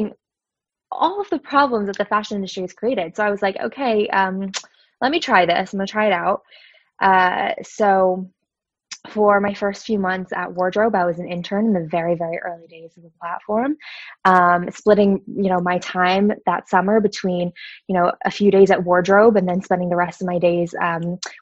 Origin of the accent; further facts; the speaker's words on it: Allentown, Pennsylvania, United States; moved away as an adult; also born or lived in New York City; now in New York, United States; I grew up in Lehigh Valley in Allentown, Pennsylvania.